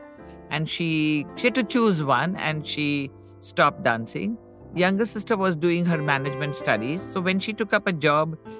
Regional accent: Ahmedabad, Gujarat, India; also born or lived in Mumbai; When we moved to Ahmedabad from Bombay, I was very young

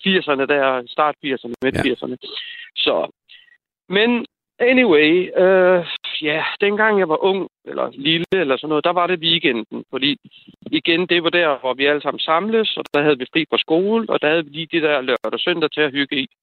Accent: Slagelse, Zealand, Denmark; moved away as an adult; also born or lived in Albertslund; now in Jutland, Denmark; født og opvokset i Slagelse, og så, hvad hedder det, og nu bor jeg så i Jylland

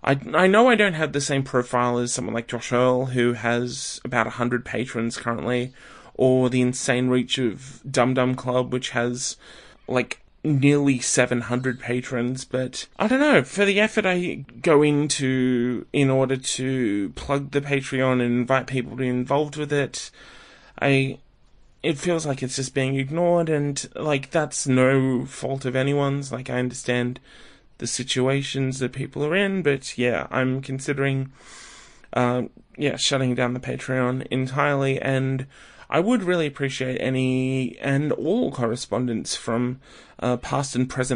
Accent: Australia; maybe I'm the Australian version of Better Yet.

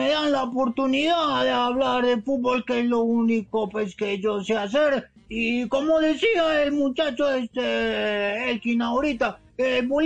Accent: Argentina; bueno, ¿qué te digo yo, Mauricio? Lo que pasa es que mi selección argentina en estos momentos no debería estar jugando fútbol

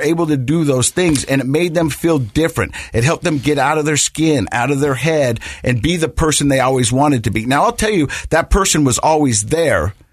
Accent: Ogden, Utah, United States; I'm from Ogden

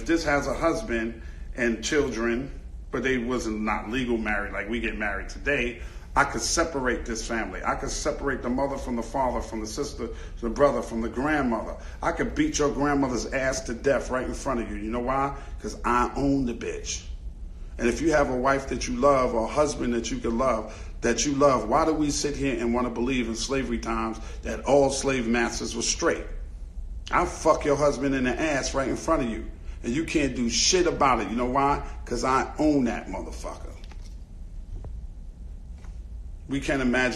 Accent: New York City, New York, United States; also born or lived in Brooklyn, New York; I grew up in Queens. My mother moved us from Brooklyn to Queens, New York

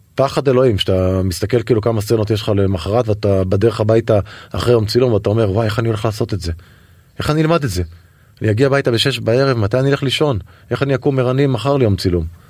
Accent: Netanya, Central District, Israel; גדלתי בנתניה

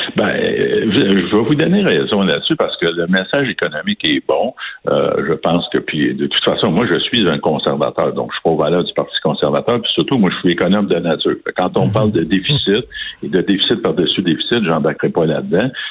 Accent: Quebec, Canada

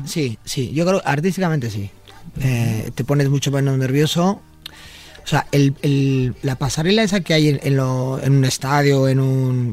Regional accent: Bilbao, Basque Country, Spain; cuando naces en Bilbao eh, eres de la Virgen de Begoña y del Atleti

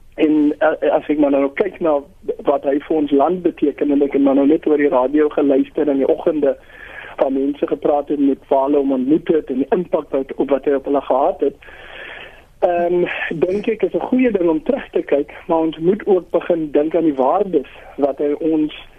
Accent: South Africa; ons as Suid-Afrikaners

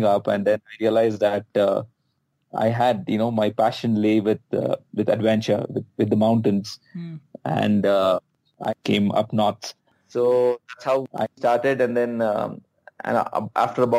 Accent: Bangalore, Karnataka, India; moved away; also born or lived in Leh; I'm from Bangalore

